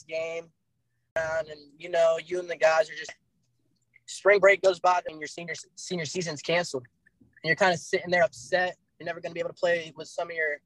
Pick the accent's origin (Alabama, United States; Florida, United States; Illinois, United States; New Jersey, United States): Florida, United States; Jacksonville; I'm from Jacksonville, Florida